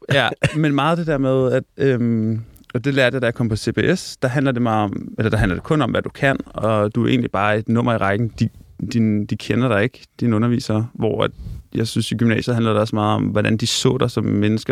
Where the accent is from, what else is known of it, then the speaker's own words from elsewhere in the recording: Hørsholm, Capital Region of Denmark, Denmark; Jeg er vokset op i en by nord for København, der hedder Hørsholm